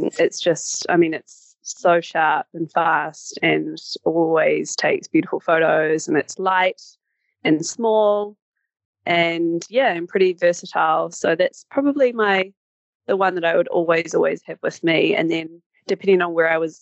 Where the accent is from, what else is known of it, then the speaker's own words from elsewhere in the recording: New Zealand; moved away as an adult; I'm currently based in New Zealand. I'm from New Zealand